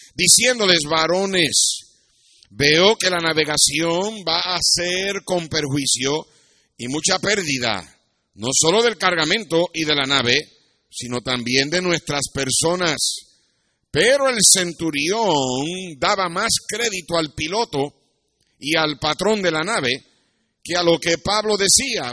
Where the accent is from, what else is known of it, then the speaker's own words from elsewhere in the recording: Puerto Rico; moved away as an adult; also born or lived in United States; cuando yo me fui de Puerto Rico a los 17 años